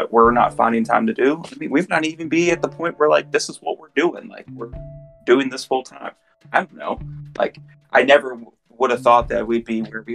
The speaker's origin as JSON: {"language": "English", "region": "Indiana", "country": "United States", "moved": "yes", "said": "I'm originally from Indiana"}